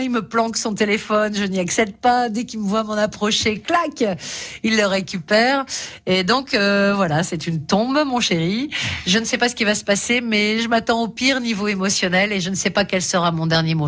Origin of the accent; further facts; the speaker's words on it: Lambersart, Hauts-de-France, France; j'ai grandi à côté, à Lambersart